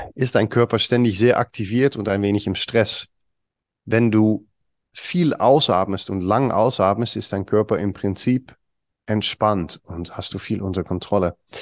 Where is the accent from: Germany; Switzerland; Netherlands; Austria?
Netherlands; German is a second language; moved away; komme ich aus Holland, ich bin Holländer